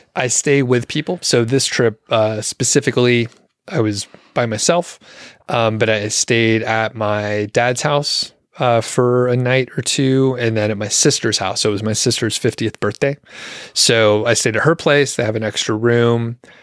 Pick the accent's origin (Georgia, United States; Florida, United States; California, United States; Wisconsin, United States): Georgia, United States; Atlanta; moved away; I am from the Atlanta area